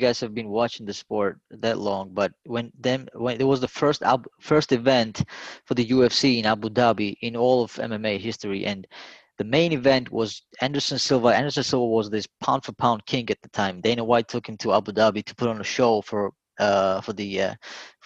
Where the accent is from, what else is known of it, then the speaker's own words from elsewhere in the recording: Georgia; moved away; growing up in Georgia